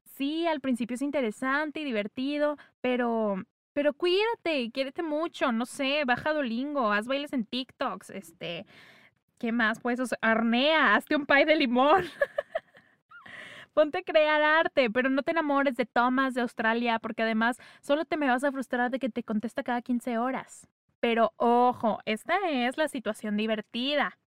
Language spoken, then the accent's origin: Spanish; northern Mexico, Mexico; accent: norteño; se me salió mucho el acento norteño.